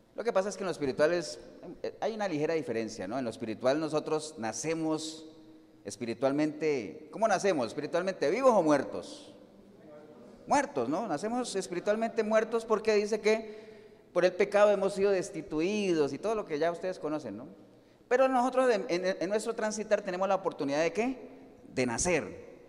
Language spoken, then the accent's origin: Spanish; Colombia; moved away; Yo estoy hoy en Cartago, pero yo no soy ni de Cartago. Además, usted dirá, ah, usted es de San José, tampoco. Yo soy colombiano